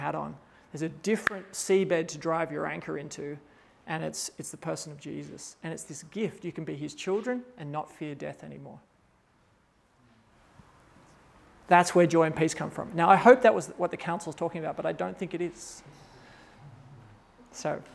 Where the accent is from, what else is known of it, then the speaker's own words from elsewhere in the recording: Australia; moved away as an adult; also born or lived in Kazakhstan; I'm an Australian